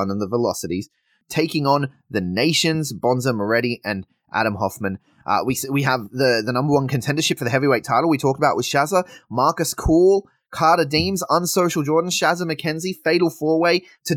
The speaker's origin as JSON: {"language": "English", "town": "Sydney", "region": "New South Wales", "country": "Australia", "moved": "yes", "lives_now": "Adelaide, Australia", "said": "I come from Sydney originally"}